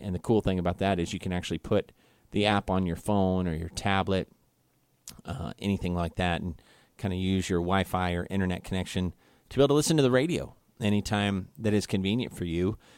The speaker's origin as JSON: {"language": "English", "town": "Kansas City", "region": "Missouri", "country": "United States", "moved": "yes", "lives_now": "Guam", "said": "I'm from Kansas City, Missouri"}